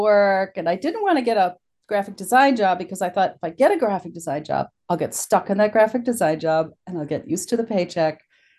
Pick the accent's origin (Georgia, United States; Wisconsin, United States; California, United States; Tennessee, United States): Wisconsin, United States; Plus I was from Wisconsin, which was a novelty. They loved my accent.